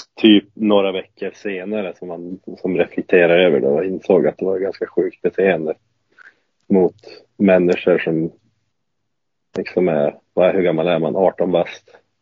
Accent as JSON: {"language": "Swedish", "town": "Lycksele", "region": "Västerbotten County", "country": "Sweden", "tie": "born or raised there", "moved": "yes", "said": "det var ju i Lycksele då, där jag är uppvuxen och är född"}